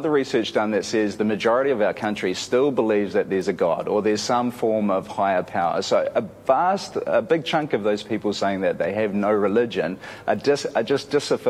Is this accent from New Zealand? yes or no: yes; New Zealand